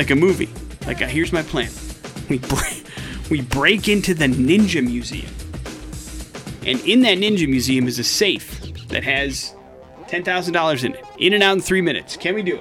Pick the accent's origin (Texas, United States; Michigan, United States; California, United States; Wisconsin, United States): Wisconsin, United States; West Allis; now in Idaho, United States; growing up in Wisconsin. It was right in West Allis, which is the city in which I went to high school